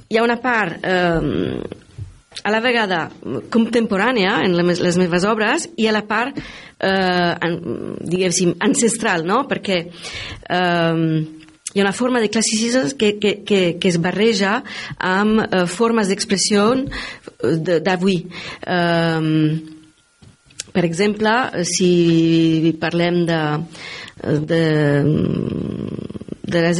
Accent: France; Catalan is a second language; also born or lived in Milan, Italy; now in Tarragona, Spain; a Milà. Eh, he crescut una part de la meva vida allà. Eh, he viscut a França, eh, una gran part, soc francesa, però...

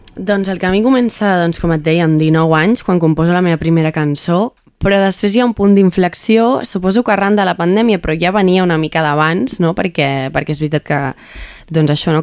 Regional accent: Montmeló, Catalonia, Spain; sóc de Montmeló de tota la vida

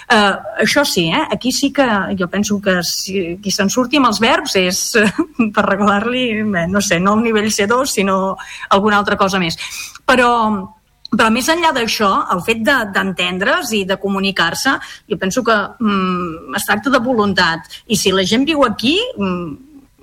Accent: Catalonia, Spain; som catalans

